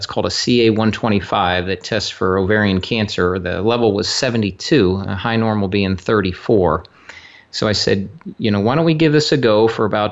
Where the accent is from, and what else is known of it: Cortland, New York, United States; born or raised there; also born or lived in Columbus, Ohio